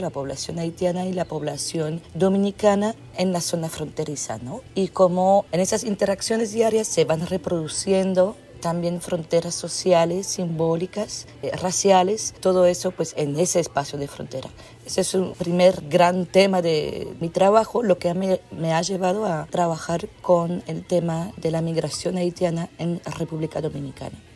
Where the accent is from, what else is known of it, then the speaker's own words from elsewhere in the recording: Belgium; moved away; soy antropóloga, soy de Bélgica